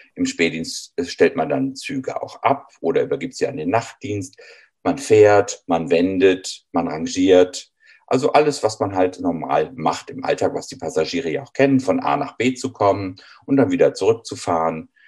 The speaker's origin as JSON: {"language": "German", "town": "Düsseldorf", "region": "North Rhine-Westphalia", "country": "Germany", "tie": "born or raised there", "said": "Ich selber bin in einer Straßenbahnstadt in Düsseldorf groß geworden"}